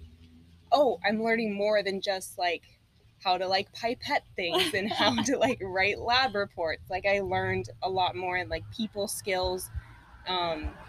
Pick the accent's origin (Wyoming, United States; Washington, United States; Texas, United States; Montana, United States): Texas, United States; moved away as an adult; now in South Florida, United States; I'm actually from Texas